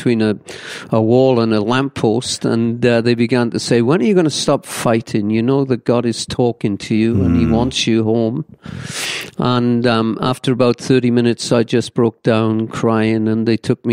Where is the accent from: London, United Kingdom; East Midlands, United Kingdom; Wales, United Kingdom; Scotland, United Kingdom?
Wales, United Kingdom; Pencoed; moved away as an adult; also born or lived in England; now in Peoria, United States; I was born in South Wales, a little village known as Pencoed, in 1950